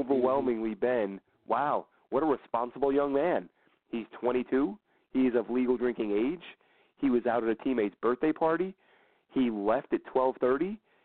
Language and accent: English; New York, United States; when I was a kid growing up in New York